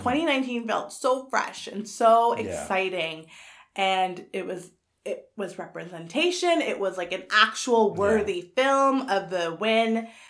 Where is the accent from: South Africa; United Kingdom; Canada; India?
Canada; I'm Canadian.